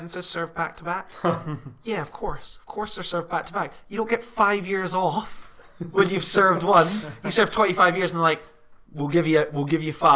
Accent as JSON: {"language": "English", "region": "Scotland", "country": "United Kingdom", "said": "As a Scottish person"}